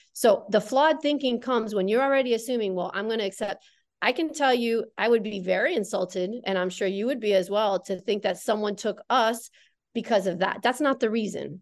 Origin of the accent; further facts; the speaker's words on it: Connecticut, United States; I grew up in the Northeast, in Connecticut